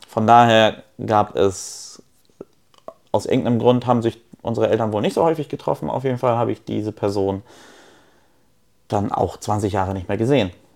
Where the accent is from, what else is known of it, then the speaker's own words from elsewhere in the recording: Neumünster, Schleswig-Holstein, Germany; also born or lived in Poland; Ich bin ja nicht in Kiel groß geworden, ich bin in Neumünster groß geworden